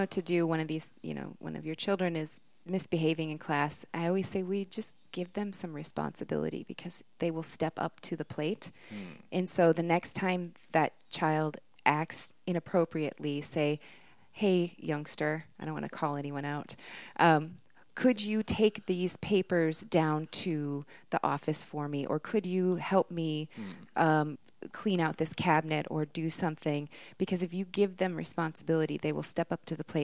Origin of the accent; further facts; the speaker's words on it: Minnesota, United States; accent: Minnesotan; my Minnesotan accent